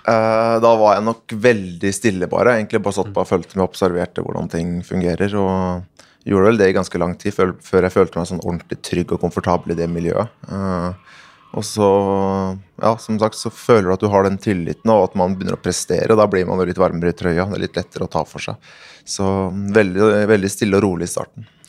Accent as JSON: {"language": "Norwegian", "country": "Norway", "also_born_or_lived": "Sweden / United States", "moved": "as an adult", "said": "Jeg kom litt sånn naiv eh, nordmann her"}